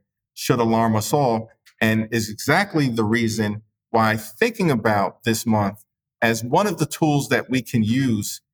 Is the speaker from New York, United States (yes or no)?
yes; New York City, New York, United States; I'm from New York City, where we consider Jerusalem to be the sixth borough